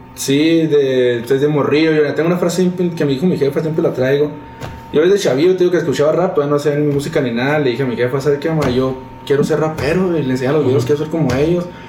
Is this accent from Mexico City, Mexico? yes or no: no; Chihuahua, Mexico; rapero de Chihuahua Capital